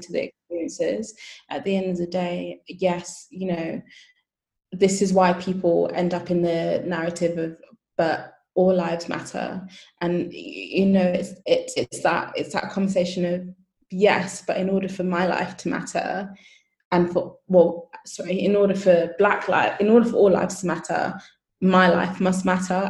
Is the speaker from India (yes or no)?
no; United Kingdom; I am Nigerian by heritage, British by um, citizenship. And so when my parents um, migrated to the UK, it was so that they could have their kids here